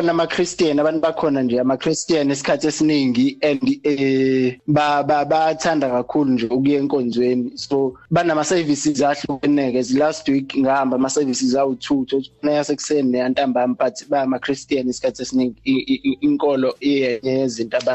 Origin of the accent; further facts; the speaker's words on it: Pietermaritzburg, KwaZulu-Natal, South Africa; moved away as an adult; now in Iowa, United States; Ekhaya kuseMaritzburg